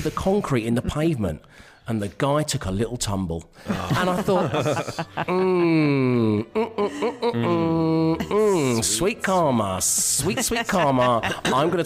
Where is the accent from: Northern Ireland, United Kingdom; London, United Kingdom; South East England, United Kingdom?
London, United Kingdom; Now, I live in London. I'm a Londoner